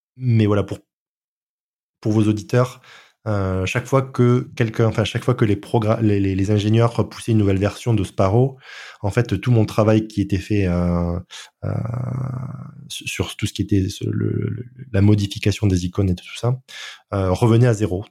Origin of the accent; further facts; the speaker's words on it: France; je suis français